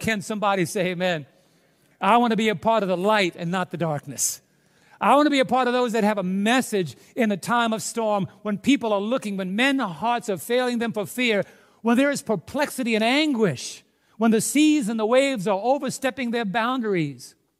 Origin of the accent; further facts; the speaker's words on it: New York City, New York, United States; growing up in New York City